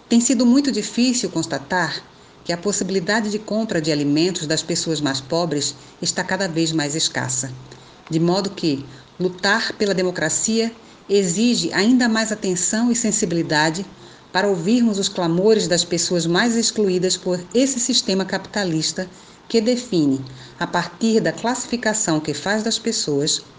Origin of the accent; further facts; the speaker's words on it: Recife, Pernambuco, Brazil; Sou natural do Recife, capital de Pernambuco. Sou filha de um casal de pessoas negras da periferia